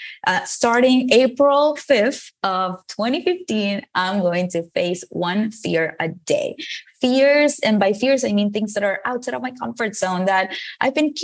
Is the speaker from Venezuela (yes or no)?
yes; Venezuela; English is a second language; moved away as an adult; now in United States; I moved from Venezuela, where I was born, to the United States to study a career in advertising